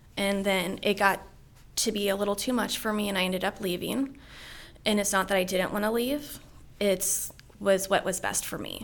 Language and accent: English; Middletown, Maryland, United States; I grew up here in Frederick County, just over Braddock Mountain, Middletown. Um, grew up here my whole life